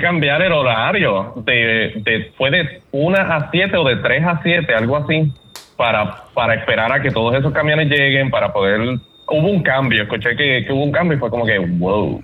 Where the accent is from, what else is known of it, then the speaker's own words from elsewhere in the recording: Puerto Rico; como puertorriqueños